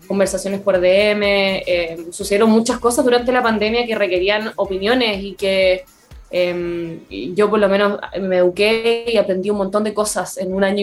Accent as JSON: {"language": "Spanish", "country": "Canada", "said": "me pude ir de Canadá porque soy canadiense también."}